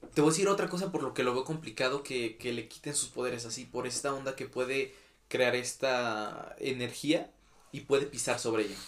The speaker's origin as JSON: {"language": "Spanish", "country": "Mexico", "said": "a mí como mexicano"}